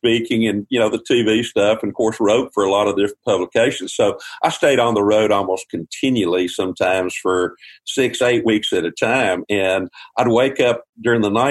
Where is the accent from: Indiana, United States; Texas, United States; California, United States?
Texas, United States; I grew up in Texas